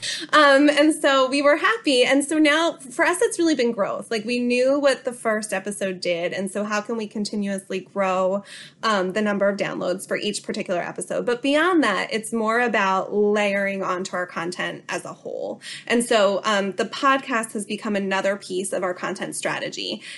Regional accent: Bucks County, Pennsylvania, United States; I am a local of Bucks County, so, so born and raised here in my hometown

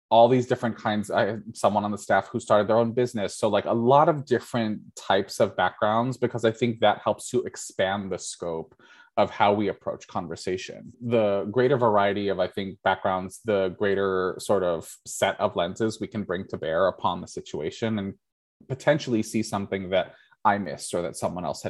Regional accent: United States; first language English; I grew up in the United States of America

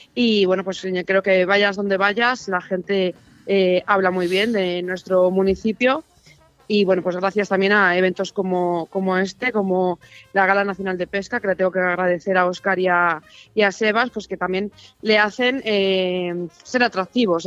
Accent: Arroyo de la Encomienda, Castile and León, Spain; Yo, llevo viviendo en este municipio desde que nací

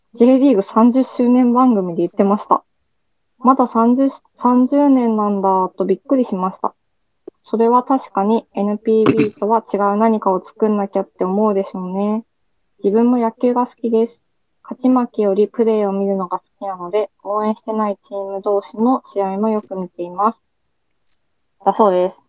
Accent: Hiroshima, Japan; 地元が広島なので

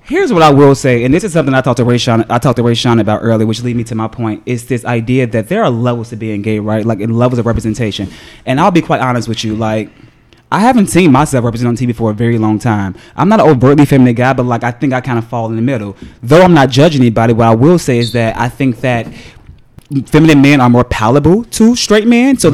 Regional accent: Chicago, Illinois, United States; moved away as an adult; also born or lived in New York; I grew up in the hood of Chicago

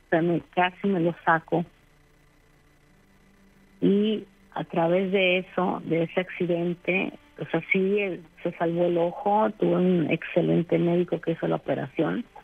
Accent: Mexico; now in Brenzone sul Garda, Italy; soy mexicana, pero adopté el apellido de mi esposo.

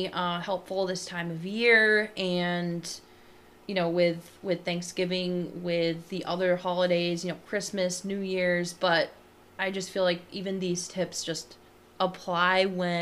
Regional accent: Barrington, United States; I grew up in Barrington

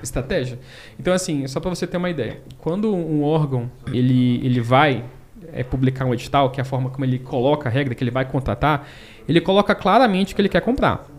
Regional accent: Brasília, Federal District, Brazil; also born or lived in Manaus; sou de Manaus, né? a gente foi para Brasília quando eu tinha lá meus, meus sete anos

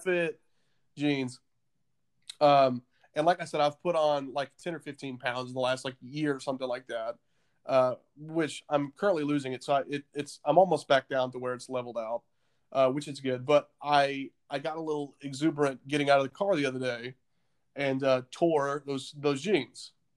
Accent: the South, United States; now in Nashville, United States; you and I grew up in the South

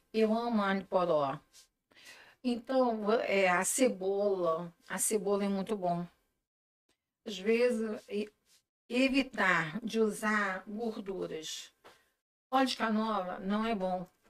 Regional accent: Macaé, Rio de Janeiro, Brazil; now in Niterói, Brazil; Sou de Macaé, moro aqui há 42 anos

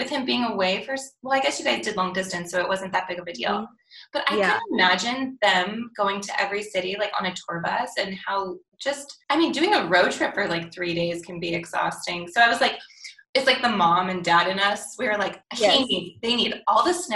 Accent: Thornton, Colorado, United States; moved away; I grew up in Denver, outside of Denver in like Thornton, Northland area

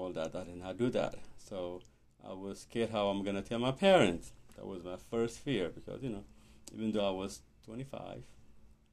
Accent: Ethiopia; moved away; I'm from Ethiopia

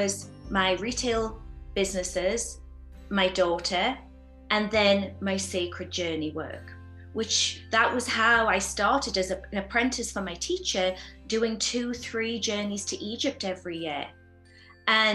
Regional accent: the north of England, United Kingdom; now in Sedona, United States; growing up in England, my family was from a working class family. We lived in a small house in Northern England

